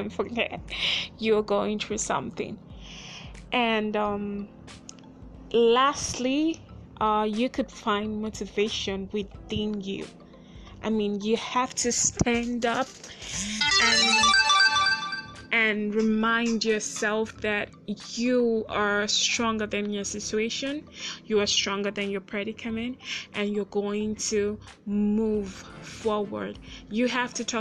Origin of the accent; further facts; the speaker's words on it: Nigeria; I'm from Nigeria